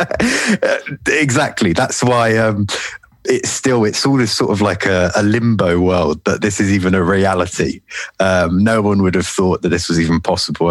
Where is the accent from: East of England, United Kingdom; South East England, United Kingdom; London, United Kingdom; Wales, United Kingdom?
London, United Kingdom; I'm from London, as uh, you probably tell from my accent. Um, been born, born and bred here